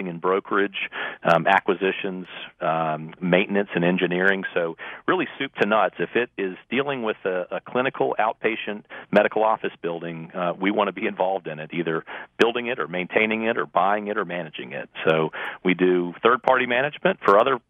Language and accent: English; Richmond, Virginia, United States; moved away as an adult; also born or lived in Winston-Salem, North Carolina / Chapel Hill, North Carolina; now in Charlotte, United States; after growing up in Richmond.